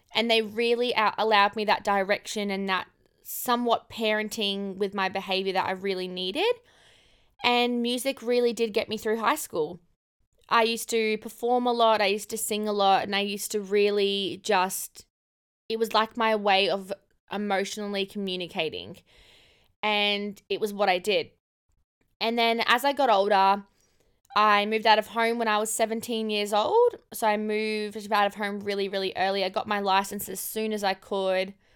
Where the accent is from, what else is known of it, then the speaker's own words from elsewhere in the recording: Cairns, Queensland, Australia; moved away; also born or lived in Gold Coast; I grew up in Cairns. I grew up in far north Queensland